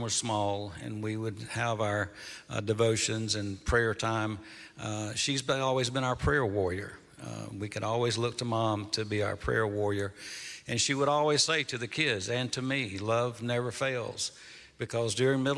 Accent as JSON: {"language": "English", "town": "Fitzgerald", "region": "Georgia", "country": "United States", "tie": "born or raised there", "moved": "as an adult", "lives_now": "Kennesaw, United States", "said": "we grew up in South Georgia"}